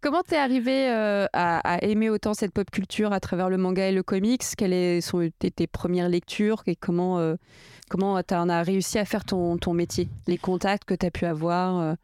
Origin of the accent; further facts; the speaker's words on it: Portugal; je suis portugaise